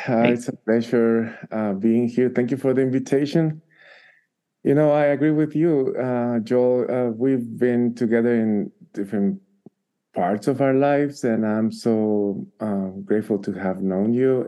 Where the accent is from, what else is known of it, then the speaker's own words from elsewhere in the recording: Guatemala; English is a second language; now in Albuquerque, United States; I am originally from Guatemala